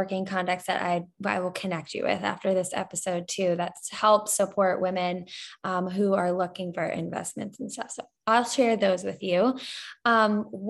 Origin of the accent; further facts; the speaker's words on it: New Jersey, United States; now in Florida, United States; I grew up in New Jersey, but I live in Florida